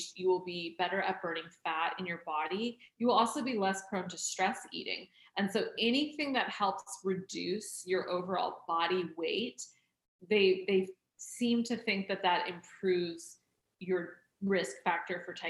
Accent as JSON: {"language": "English", "region": "Oregon", "country": "United States", "tie": "born or raised there", "said": "I grew up in Oregon"}